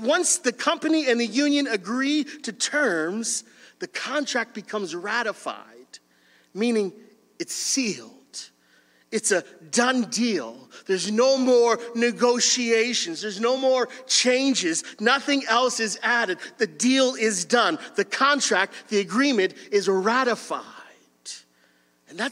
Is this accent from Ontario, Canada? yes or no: yes; Windsor, Ontario, Canada; I grew up in Windsor, and Windsor is a union city.